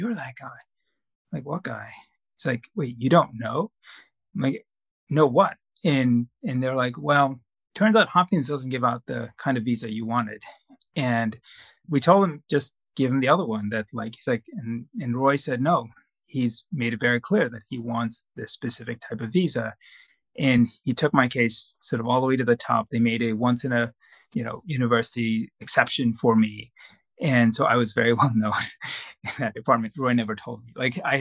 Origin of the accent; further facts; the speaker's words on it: Zambia; moved away as an adult; now in United States; I grew up in Zambia, a small country in Southern Africa, and I did medical school there